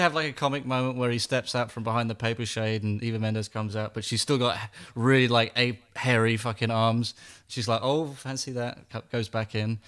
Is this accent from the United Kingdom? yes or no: yes; England, United Kingdom; I'm English